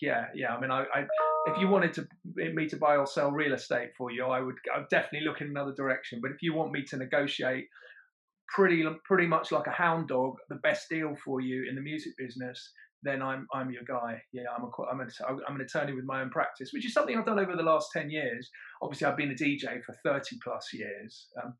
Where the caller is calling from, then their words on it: London, United Kingdom; London, the capital city of the United Kingdom.